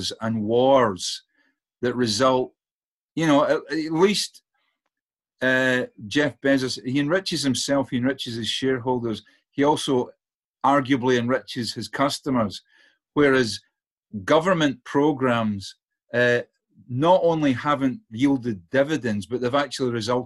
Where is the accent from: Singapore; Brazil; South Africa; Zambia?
Zambia; moved away; I grew up in Africa.